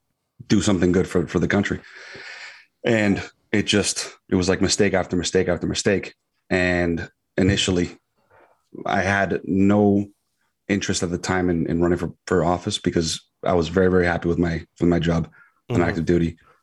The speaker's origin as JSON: {"language": "English", "town": "Queens", "region": "New York", "country": "United States", "tie": "born or raised there", "said": "And I was born in Queens, Flushing. And, you know, just grew up basically everywhere."}